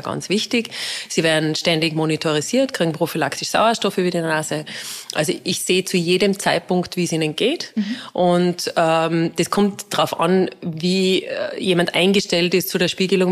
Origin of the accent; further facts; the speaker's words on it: Innsbruck, Tyrol, Austria; moved away as an adult; also born or lived in Salzburg; ich bin ursprünglich aus Innsbruck, ja. bin dann nach Salzburg gekommen